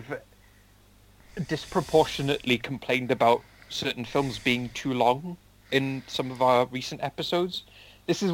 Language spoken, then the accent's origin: English; Welsh, Wales, United Kingdom; we are mostly Welsh